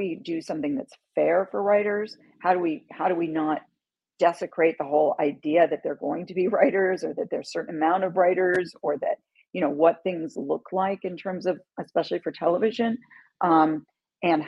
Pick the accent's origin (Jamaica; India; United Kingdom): United Kingdom; London; moved away; also born or lived in New York City; I grew up in London